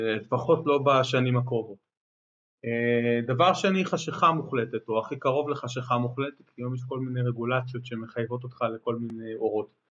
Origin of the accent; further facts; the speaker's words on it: Israel; בילדות שלי ראיתי סרטים בעיקר בארץ. אני גדלתי באייטיז